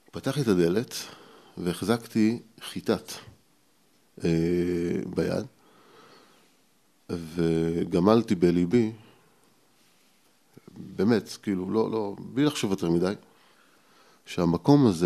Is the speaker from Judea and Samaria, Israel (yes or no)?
yes; Ariel, Judea and Samaria, Israel; also born or lived in Petah Tikva / Jerusalem; אבל גדלתי באריאל, זאת אומרת, מגיל 6-7 אה, גדלתי באריאל. אני אריאלי במקור.